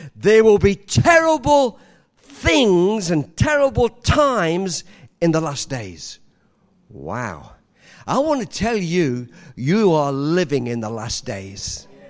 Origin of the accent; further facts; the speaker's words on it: England, United Kingdom; moved away; I was born in England